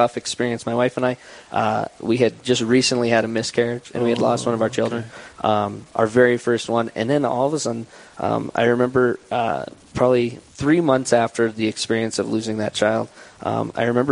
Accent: Hill City, United States; also born or lived in North Dakota; I was raised in Hill City

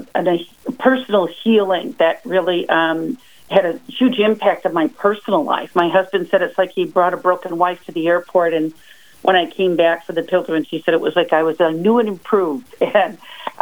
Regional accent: Central New York, United States; I'm a housewife from Central New York.

